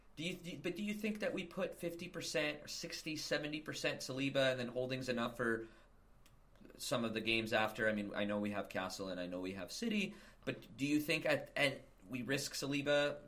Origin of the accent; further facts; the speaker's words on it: Toronto, Ontario, Canada; where I grew up in Toronto